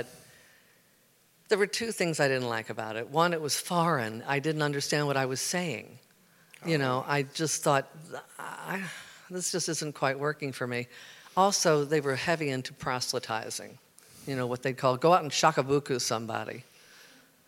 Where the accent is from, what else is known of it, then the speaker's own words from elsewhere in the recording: Baltimore, Maryland, United States; moved away; I'm from Baltimore. I was born and raised there, and I was a Methodist kid